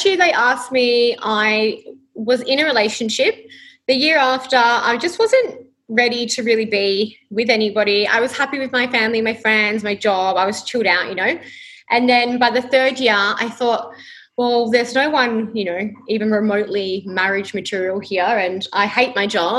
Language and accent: English; Perth, Western Australia, Australia; moved away as an adult; now in Gold Coast, Australia; I was born here on the Gold Coast but grew up in Perth. So I was there my entire life, my entire 28 years up until I moved to the Gold Coast.